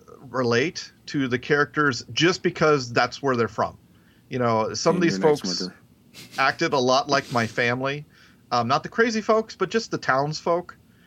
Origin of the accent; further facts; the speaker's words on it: the South, United States; accent: Southern; And to me, my southern accent is fairly mild compared to, like Kim, my wife's, or even some of you guys.